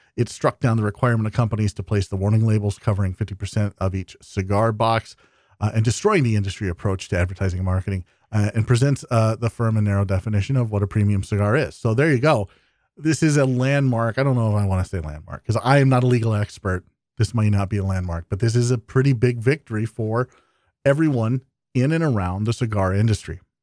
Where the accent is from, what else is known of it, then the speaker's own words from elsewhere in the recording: Iowa, United States; my home state of Iowa